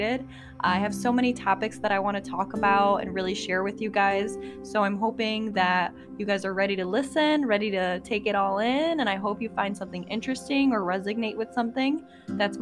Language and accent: English; Chicago, Illinois, United States; moved away as an adult; now in Indiana, United States; I was born and raised in Chicago, Illinois.